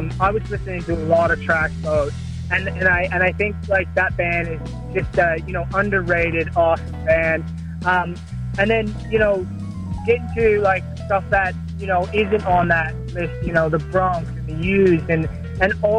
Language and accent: English; Toronto, Ontario, Canada; moved away as an adult; also born or lived in Nova Scotia, Canada; now in Sydney, Australia; I'm originally from Nova Scotia, but I grew up in Toronto pretty much.